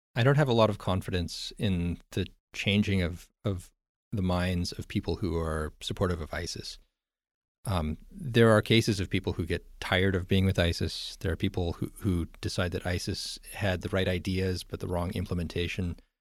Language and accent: English; United States; I'm American